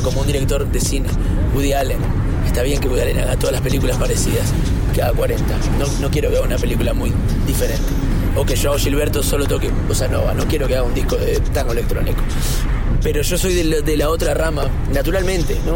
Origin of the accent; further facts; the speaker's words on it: Uruguay; en mi país la milonga, el, candombe, la murga, son los géneros folclóricos típicos